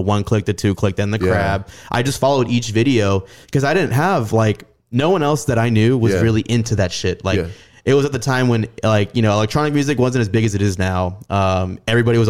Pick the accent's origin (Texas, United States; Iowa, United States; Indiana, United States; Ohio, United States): Texas, United States; San Antonio; I'm from San Antonio